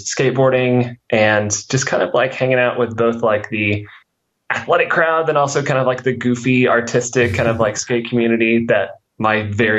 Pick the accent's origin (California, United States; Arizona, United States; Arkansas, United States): Arkansas, United States; Pocahontas; So I grew up in Northeast Arkansas, specifically a town called Cocahontas, which is like 6,000 people. And while I was there, I mostly was, I was homeschooled.